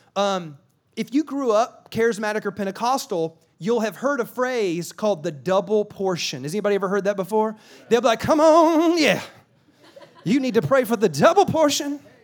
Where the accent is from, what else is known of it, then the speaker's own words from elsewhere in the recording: South Carolina, United States; now in California, United States; I live in California, but I'm from South Carolina